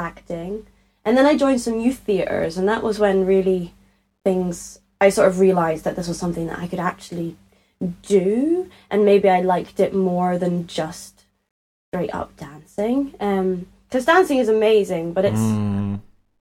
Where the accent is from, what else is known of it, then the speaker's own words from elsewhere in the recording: Edinburgh, Scotland, United Kingdom; accent: Scottish; I grew up in Edinburgh, in Leith, in Edinburgh, in Scotland.